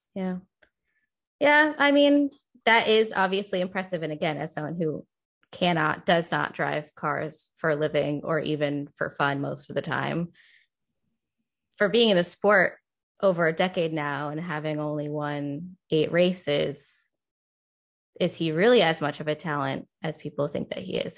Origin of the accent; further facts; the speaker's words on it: Northeast, United States; I grew up in the Northeast